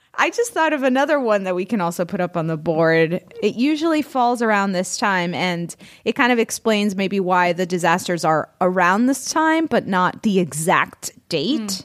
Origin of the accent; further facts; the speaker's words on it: Florida, United States; I'm from Florida